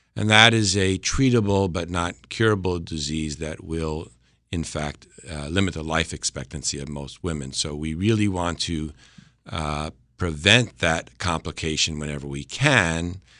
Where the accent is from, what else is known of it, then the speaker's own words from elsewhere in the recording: Westchester County, New York, United States; moved away as an adult; also born or lived in Boston / Connecticut; I'm originally from Westchester County, New York